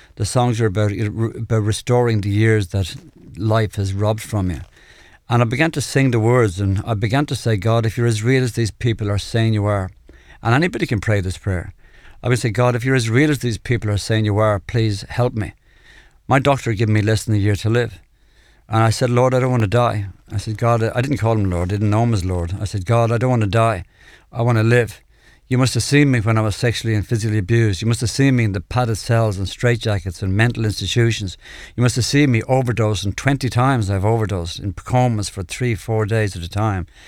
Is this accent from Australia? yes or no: no; Dublin, Leinster, Ireland; I come from Clontarf in Dublin, uh, a middle-class family